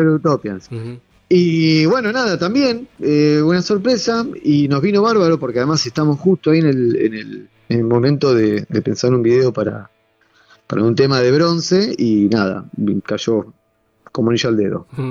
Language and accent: Spanish; Neuquén, Argentina; now in Buenos Aires, Argentina; nosotros tenemos base acá, pero somos neuquinos y vamos a seguir siéndolo eternamente